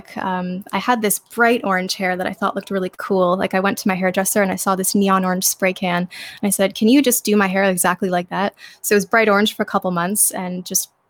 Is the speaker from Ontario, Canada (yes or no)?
yes; Ontario, Canada; also born or lived in Alberta, Canada / Sault Ste. Marie; I was born in Alberta, Canada. And my parents were both more from the eastern side of Canada, so we eventually moved when I was 6 years old. We came back to Ontario